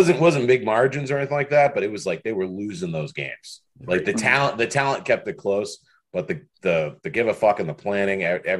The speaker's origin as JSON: {"language": "English", "country": "United States", "said": "We're all American as fuck."}